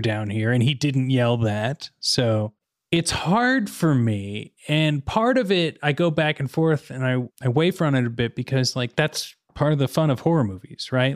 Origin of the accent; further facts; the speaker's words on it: Missouri, United States; moved away; I grew up in more suburban but small town Missouri